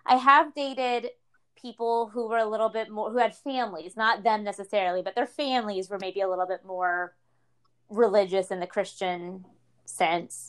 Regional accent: the South, United States; growing up in the South

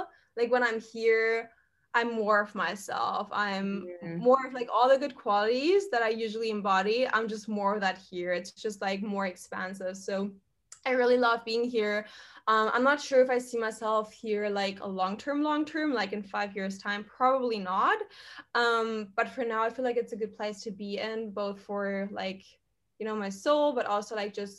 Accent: Germany; moved away as an adult; now in Bali, Indonesia; I'm from Germany, for everyone who doesn't know. So I'm originally from there. I lived there, grew up there, went to school there, university

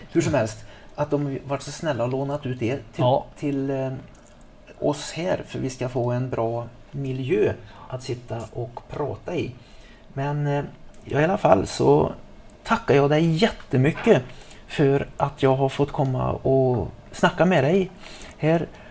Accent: Trollhättan, Västra Götaland, Sweden; moved away; hemma i Trollhättan

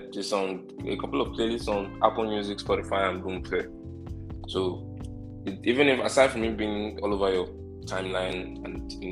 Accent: Nigeria; I wouldn't say I wouldn't say I'm the typical or the average, you know, Nigerian man.

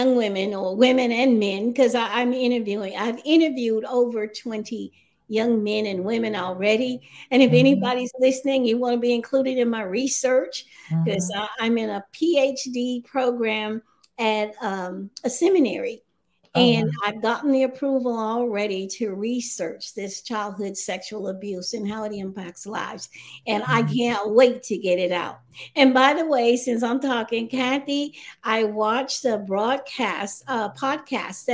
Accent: South Carolina, United States; moved away; I'm just a little country girl, a poor little girl from a family of 18 children, and I'm number 8. I'm from South Carolina

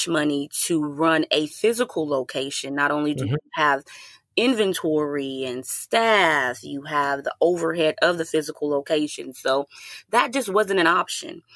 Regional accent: Houston, Texas, United States; also born or lived in Atlanta; I had a home in Houston as well, because that's my hometown.

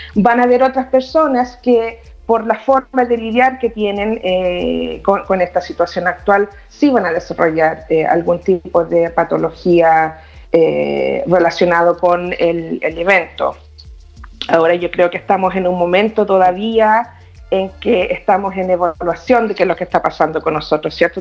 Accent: Chile; moved away as an adult; now in Toronto, Canada; vivo en Toronto, Canadá. Eh, nací en Chile, viví muchos años allá

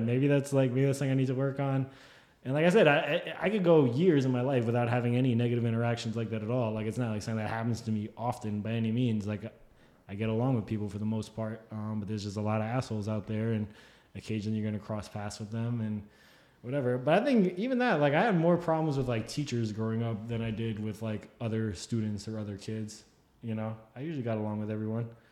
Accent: New Jersey, United States; where we grew up in Jersey

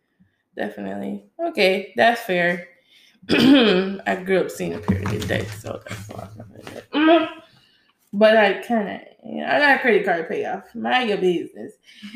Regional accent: Jamaica; now in United States; And I had no American background because, you know, I came from Jamaica.

